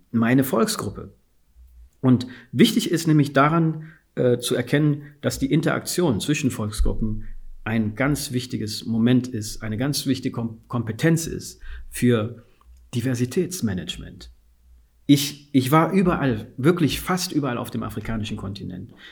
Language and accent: German; Guinea; als ich gesagt habe, ich bin aus Westafrika, aus Guinea, ich bin Fuller